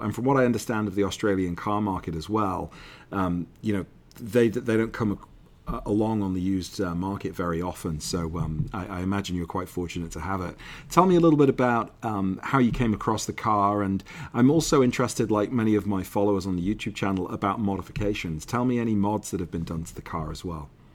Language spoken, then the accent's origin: English; United Kingdom; As a Brit